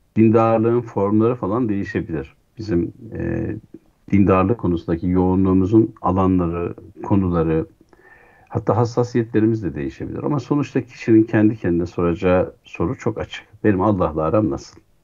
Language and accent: Turkish; Şavşat, Artvin, Turkey; moved away; çocukluğum bir köy evinde geçti. Artvin'in Şah Şat e, ilçesinin, e, Savaş köyünde